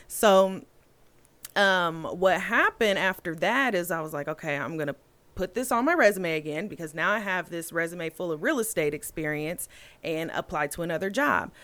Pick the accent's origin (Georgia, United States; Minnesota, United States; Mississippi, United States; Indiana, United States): Indiana, United States; Anderson; I grew up, I was born and raised in Anderson, Indiana